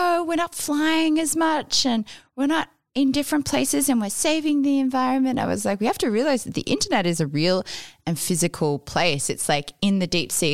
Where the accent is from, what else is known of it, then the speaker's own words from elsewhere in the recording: Australia; also born or lived in New York; also being English, Australian